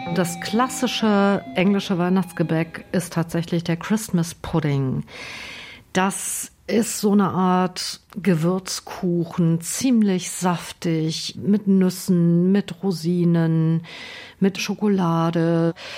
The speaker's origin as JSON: {"language": "German", "country": "Germany", "said": "bei uns in Deutschland"}